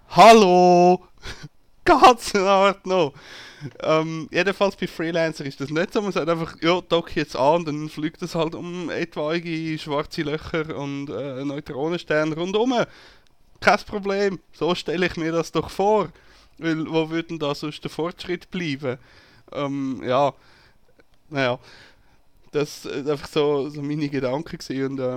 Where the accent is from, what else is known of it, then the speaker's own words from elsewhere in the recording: Zurich, Switzerland; Und als Zürcher findet man das ja sowieso ein bisschen suspekt, wenn einer auf einmal freundlich ist zu einem.